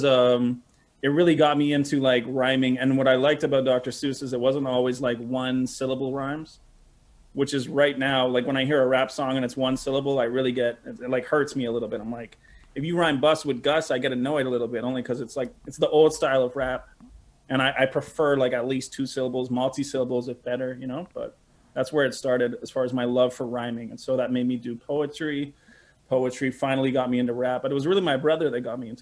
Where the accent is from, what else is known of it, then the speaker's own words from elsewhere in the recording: Montreal, Quebec, Canada; I was actually born and raised in St. Henry